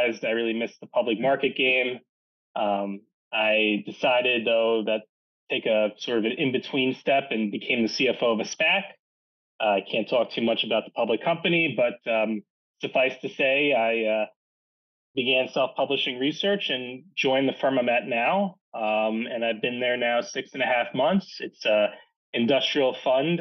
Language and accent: English; New York City, New York, United States; I'm from Manhattan